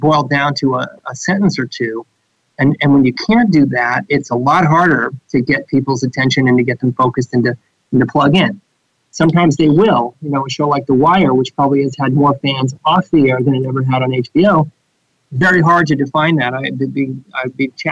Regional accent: Marin County, California, United States; I grew up in Marin County

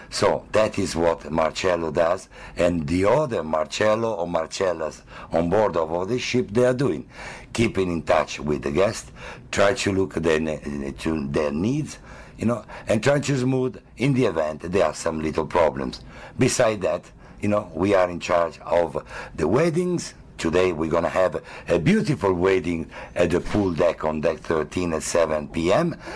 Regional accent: Milan, Lombardy, Italy; I am uh, from a beautiful uh, country called Italy that everyone knows for the art, the history, and the literature. And I'm from Milan, the business capital of the entire Italy

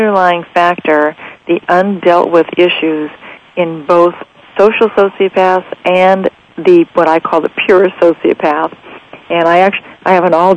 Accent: Las Vegas, Nevada, United States; Las Vegas, Nevada, which is my hometown where I live

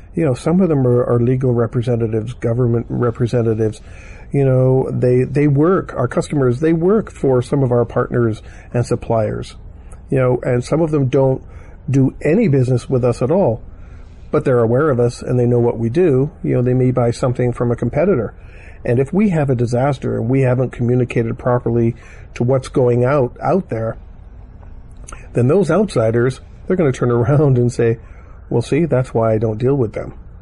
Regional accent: Canada; accent: Canadian; I'm Canadian because uh, the way I say Toronto

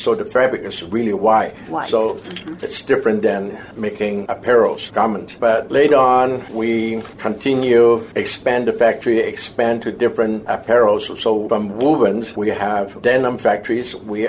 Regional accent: Taiwan; born there; also born or lived in Hong Kong; I was born in Taiwan, and later on, he reunited with the rest of his siblings in Hong Kong.

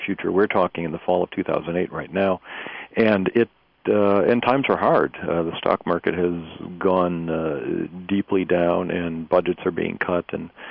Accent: Detroit, Michigan, United States; moved away as an adult; now in North Carolina, United States; I grew up in Michigan, in Detroit, in the heart of the industrial Midwest, and only moved to North Carolina 5 years ago

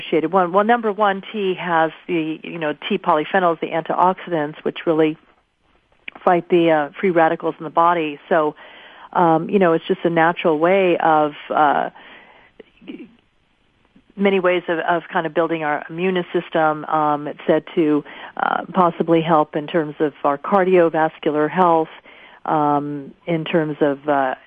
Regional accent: Japan; also born or lived in United States; now in New York City, United States; I pretty much grew up in Japan.

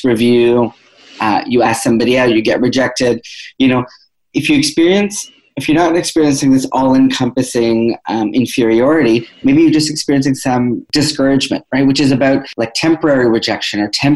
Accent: Toronto, Ontario, Canada; I'm from Toronto

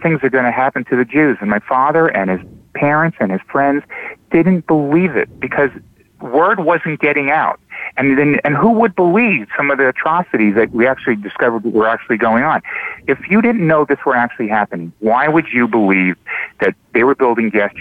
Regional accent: South Shore of Long Island, New York, United States; I grew up in the South Shore of Long Island in a town that happened to be populated by a lot of survivors.

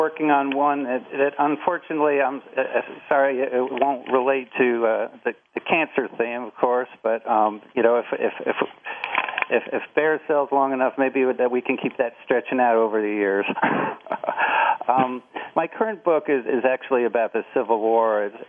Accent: Nashville, Tennessee, United States; my hometown, Nashville, Tennessee

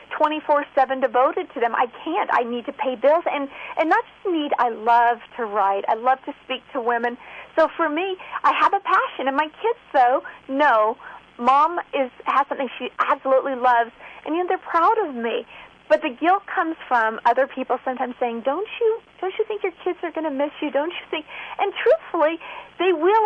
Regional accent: Visalia, California, United States; moved away; also born or lived in San Francisco; I grew up in Central California in Visalia

